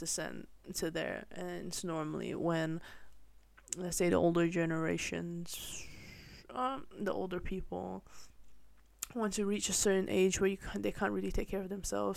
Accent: Malaysia; now in Netherlands; I grew up mostly in Malaysia

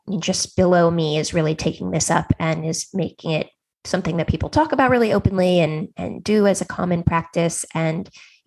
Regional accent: Silicon Valley, California, United States; I grew up in Silicon Valley.

